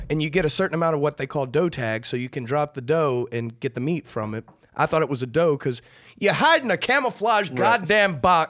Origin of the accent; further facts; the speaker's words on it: Gulf of Mexico, the South, United States; we grew up on the Gulf of Mexico, though. A lot of deep sea fishing there